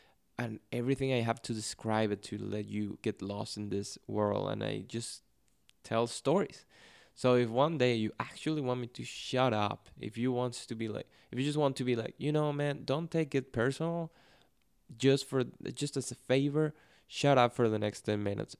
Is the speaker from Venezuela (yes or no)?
yes; Venezuela; first language Spanish; English is a second language; Spanish, especially in Venezuela, is spoken at a very fast pace. So that's my natural speed.